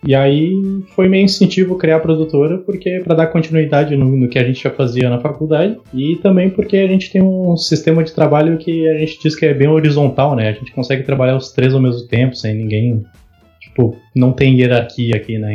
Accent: Pelotas, Rio Grande do Sul, Brazil; nós somos de Pelotas, no Rio Gr-, Rio Grande do Sul. É, no sul do Rio Grande do Sul

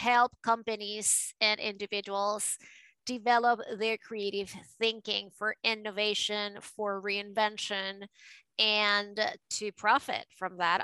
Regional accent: Caracas, Capital District, Venezuela; accent: a mix of New York and Latino; English is a second language; moved away as an adult; also born or lived in New York, United States; now in United States; I was born and raised in Caracas

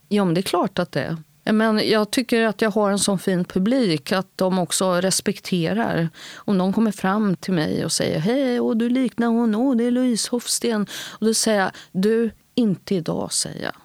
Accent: Sweden; sökte in till scenskolan hemma i Sverige

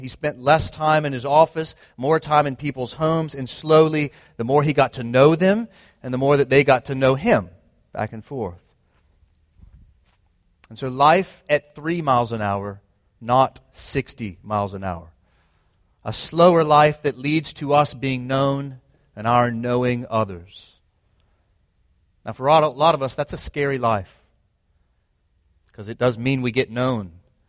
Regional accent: Jacksonville, Florida, United States; also born or lived in Nashville, Tennessee / Atlanta / Raleigh; I was born in Nashville, Tennessee. I grew up in Jacksonville, Florida. I was in the Atlanta area, Raleigh, and now here.

